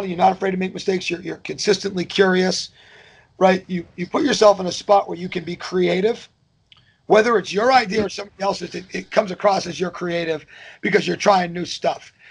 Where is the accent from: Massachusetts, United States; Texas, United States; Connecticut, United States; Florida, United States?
Massachusetts, United States; Northbridge; moved away as an adult; now in Kennesaw, United States; the way I grew up talking and the music I grew up listening to in Northbridge, Massachusetts.